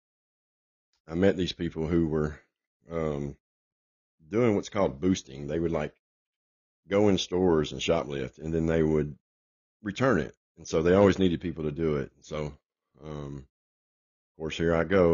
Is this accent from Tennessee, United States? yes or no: yes; Nashville, Tennessee, United States; I was born in Nashville, Tennessee